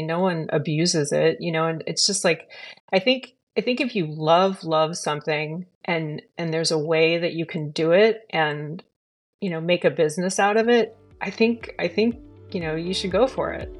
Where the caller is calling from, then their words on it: California, United States; I'm calling in from California, uh, in the United States.